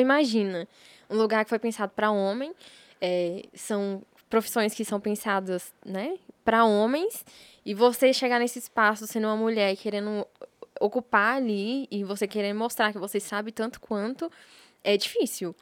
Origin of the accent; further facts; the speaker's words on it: Brasília, Federal District, Brazil; eu sou de Sobradinho